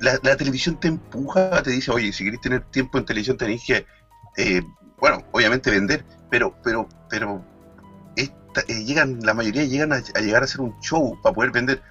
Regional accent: Chile; now in Spain; como chileno y que tenemos este programa en España

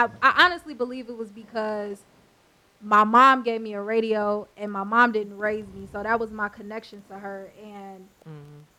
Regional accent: Waukegan, Illinois, United States; I'm from Waukegan, Lake County, Illinois. I rep my place, my city, proudly.

